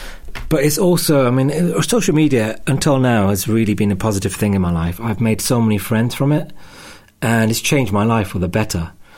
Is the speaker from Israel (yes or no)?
no; Wolverhampton, West Midlands, United Kingdom; also born or lived in United States; now in London, United Kingdom; I probably call myself British Sikh, but I spend more of my time nowadays trying to make clear I'm from Wolverhampton rather than London, because I feel really drawn to the Midlands.